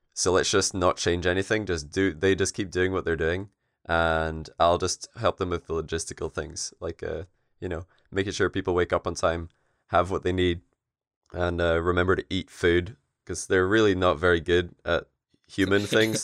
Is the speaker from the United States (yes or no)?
no; Scotland, United Kingdom; we're all Scottish